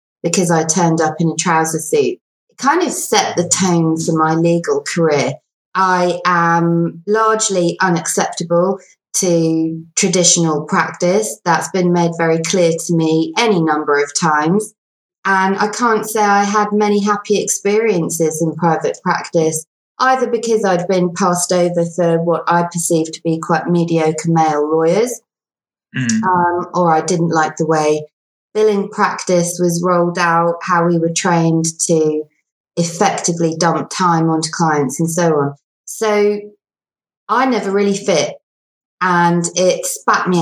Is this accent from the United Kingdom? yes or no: yes; England, United Kingdom; also born or lived in South Africa; I was born in South Africa. I'm bilingual. I moved to England when I was about 4.